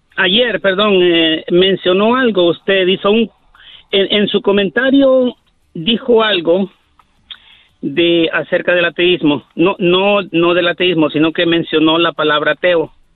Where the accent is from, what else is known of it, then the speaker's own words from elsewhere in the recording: Honduras; soy de Honduras